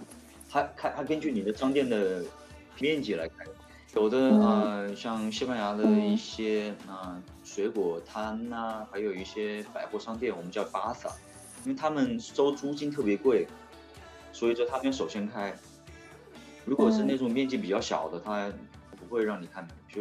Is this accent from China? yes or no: yes; China; moved away as an adult; now in Spain; 然后我们中国人的话